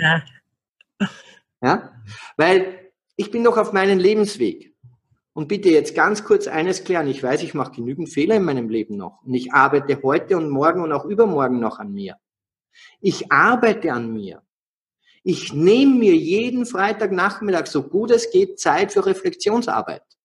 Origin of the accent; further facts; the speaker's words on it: Austria; ich bin ein Österreicher